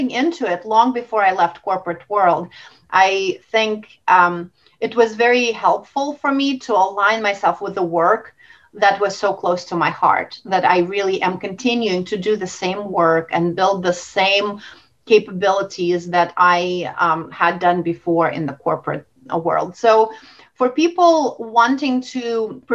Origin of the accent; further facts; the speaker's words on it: Russia; moved away; I grew up in Russia